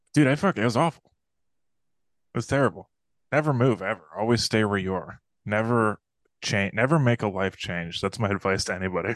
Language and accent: English; Cleveland, Ohio, United States; moved away as an adult; now in New York, United States; I'm still a, a Clevelander